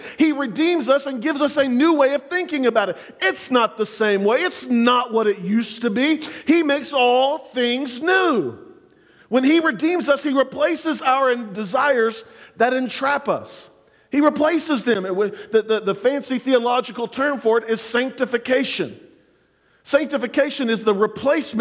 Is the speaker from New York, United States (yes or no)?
no; Clinton, Oklahoma, United States; now in Oklahoma City, United States; When I was growing up in Clinton